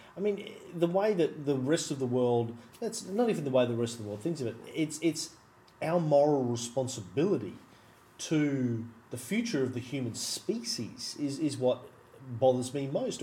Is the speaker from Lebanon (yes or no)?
no; Australia; as an Australian